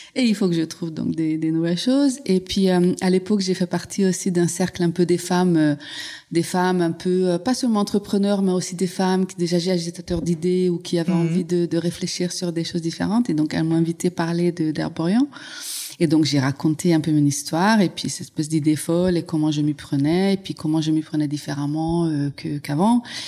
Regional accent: Hungary; French is a second language; moved away as an adult; now in France; je suis née en Hongrie, mais je suis née un peu à la fin de l'ère socialiste

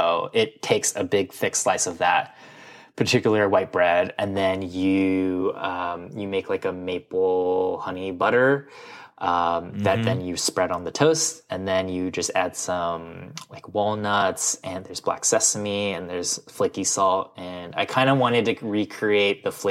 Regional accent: Midwest, United States; growing up in the Midwest, which was like, yeah, I loved processed cereals

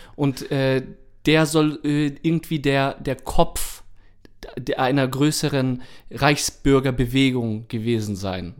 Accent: Germany; identifizieren wir uns als Deutsche

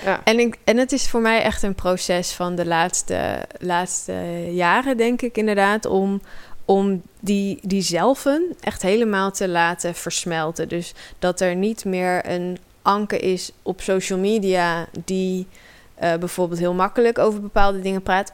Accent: Amersfoort, Utrecht, Netherlands; ik groeide op in Amersfoort.

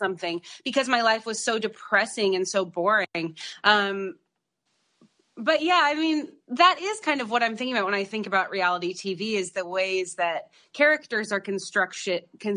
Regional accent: Idaho, United States; moved away; also born or lived in Los Angeles; I grew up in Idaho

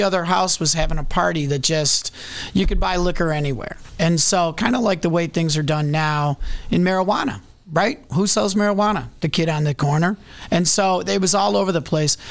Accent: Chicago, Illinois, United States; as a Chicagoan

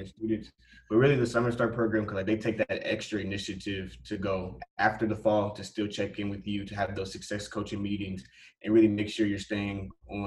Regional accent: Indianapolis, Indiana, United States; I'm from Indianapolis, Indiana, and I'm a junior here at Purdue

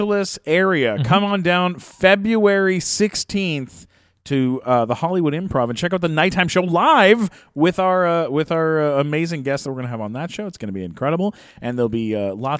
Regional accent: Canada; I'm Canadian

